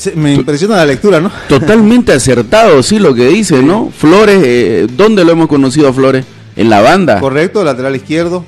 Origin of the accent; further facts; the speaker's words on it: Bolivia; uno como boliviano, como boliviano estoy hablando